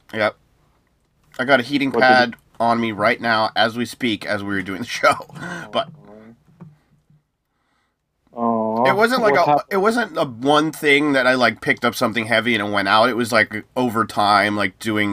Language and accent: English; United States; I'm American